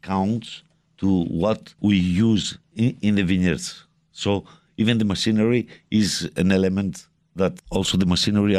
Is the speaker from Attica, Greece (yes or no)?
no; Goumenissa, Central Macedonia, Greece; First of all, I'm from North Greece.